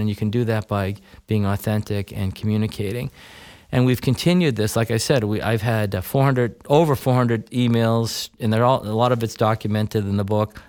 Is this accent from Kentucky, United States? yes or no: no; Weston, Massachusetts, United States; moved away as an adult; now in Bow, New Hampshire, United States; I grew up in, uh, a little town, then little town in Massachusetts called Weston